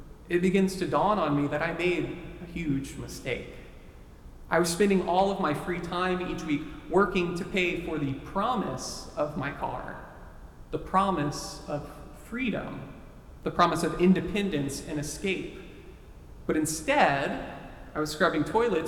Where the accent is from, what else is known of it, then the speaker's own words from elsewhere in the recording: Texas, United States; Texas, my home state